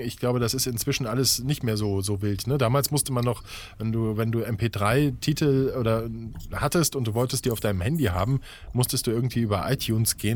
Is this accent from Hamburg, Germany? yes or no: no; Saarland, Germany; ich bin im Saarland geboren und groß geworden.